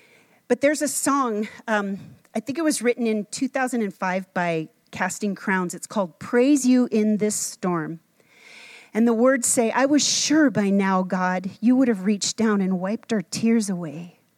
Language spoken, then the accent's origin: English; Minnesota, United States; When I grew up in Minnesota, we used to go water skiing